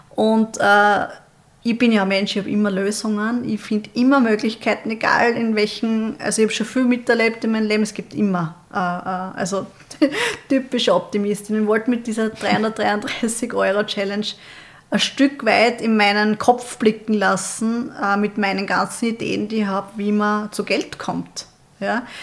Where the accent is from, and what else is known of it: Austria